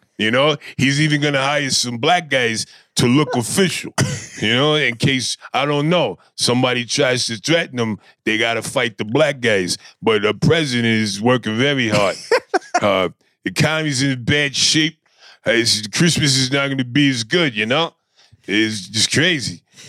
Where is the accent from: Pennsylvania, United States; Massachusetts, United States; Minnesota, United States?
Pennsylvania, United States; Philadelphia; You know, I'm from South Philly.